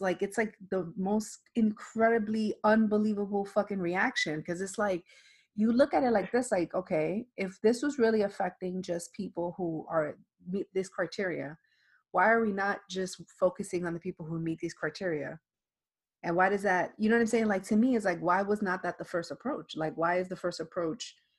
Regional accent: New York City, New York, United States; now in Florida, United States; I am from the Bronx and I live in Florida

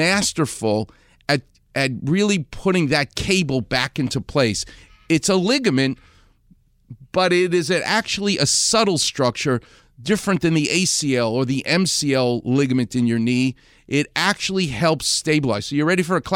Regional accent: New York City, New York, United States; I'm a Jew from Far Rockaway.

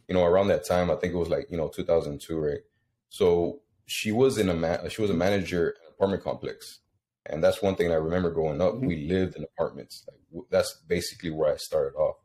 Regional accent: Houston, Texas, United States; moved away as an adult; now in Rio Grande Valley, United States; I was born in South Texas. I think at the age of 5, mm-hmm. I moved out to Houston with my mom

